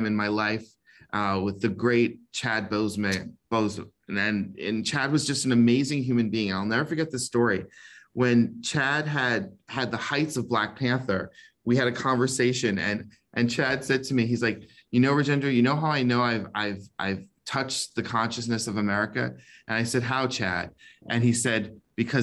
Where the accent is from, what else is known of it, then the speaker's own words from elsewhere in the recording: Bahamas; now in Florida, United States; And I came from the Bahamas. I came from very humble beginnings.